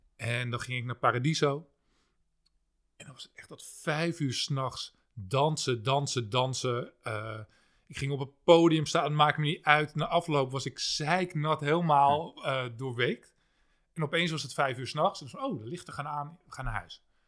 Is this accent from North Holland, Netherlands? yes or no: yes; Haarlem, North Holland, Netherlands; ik kom zelf uit Haarlem-Noord